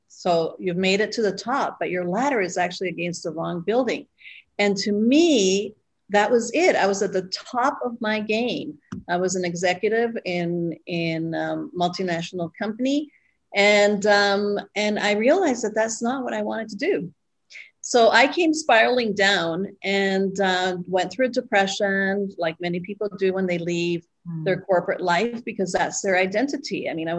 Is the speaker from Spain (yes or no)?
yes; Spain; also born or lived in Costa Rica; I was born here, and my father was Canadian and he worked for the airlines. And at 6 weeks, I took my first flight, and we moved to Spain. So we never lived. I never lived in Costa Rica.